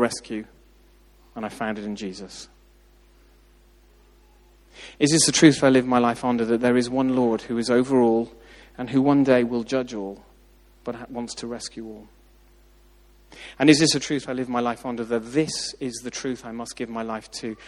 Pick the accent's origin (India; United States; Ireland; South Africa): Ireland; moved away; I grew up in Southern Ireland